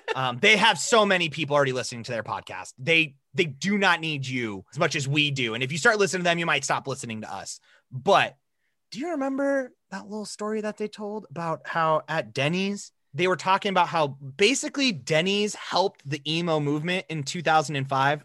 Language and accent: English; South Dakota, United States; we grew up in, we grew up in South Dakota